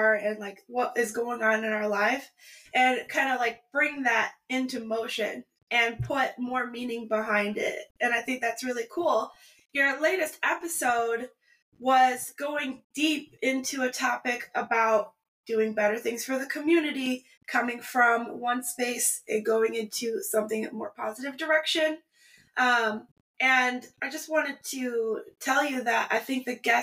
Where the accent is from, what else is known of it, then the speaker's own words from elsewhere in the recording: Grand Rapids, Michigan, United States; moved away as an adult; also born or lived in Muskegon, Michigan; now in Seattle, United States; I was born in Muskegon and raised in Grand Rapids, and now my family's in Detroit